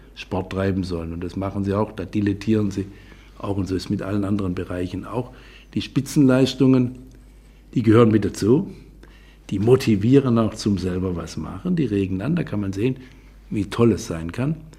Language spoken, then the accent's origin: German; Hornberg, Baden-Württemberg, Germany; also born or lived in Gengenbach; in einer Kleinstadt in Hornberg im Schwarzwald, die Stadt des Hornberger Schießens, also eine bedeutende Stadt, äh, wo meine Heimat ist